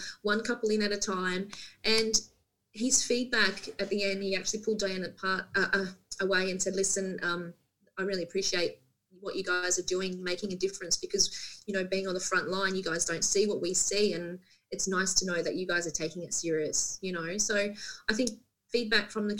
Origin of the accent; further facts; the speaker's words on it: Central Coast, New South Wales, Australia; moved away as an adult; now in Port Macquarie, Australia; being born and bred on the Central Coast